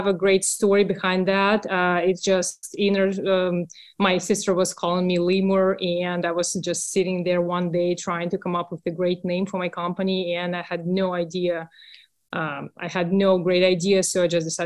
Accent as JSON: {"language": "English", "country": "Russia", "tie": "born or raised there", "accent": "Russian", "second_language": "English", "moved": "as an adult", "lives_now": "United States", "said": "Russian. I grew up in Russia, next to the border with Finland."}